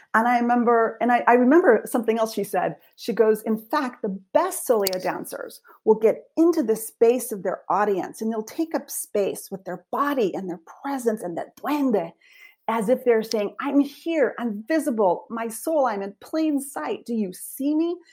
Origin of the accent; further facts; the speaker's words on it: Española, New Mexico, United States; moved away as an adult; also born or lived in Santa Fe, New Mexico / Wheaton College, Illinois; I was born in Santa Fe, New Mexico, but I grew up in a small town called Española